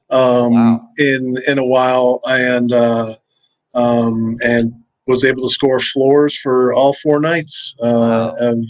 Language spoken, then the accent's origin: English; Wisconsin, United States; Uh, I grew up in Wisconsin. I'm not really from anywhere. I moved around a whole bunch when I was a kid, so um, I'm not really necessarily from anywhere. But that's kind of where I spent most time. It's where I went to high school